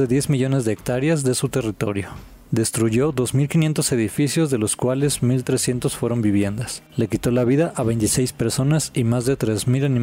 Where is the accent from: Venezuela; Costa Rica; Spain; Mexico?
Mexico; como somos los mexicanos